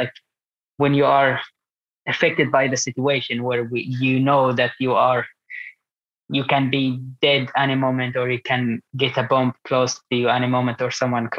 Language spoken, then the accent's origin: English; Gaza, Gaza Strip, Palestine; English is a second language; moved away as an adult; now in Sweden; I'm 26 years old. I'm from Gaza, Palestine, and I do parkour. I live at the moment in Sweden because, I moved to Sweden 6 years ago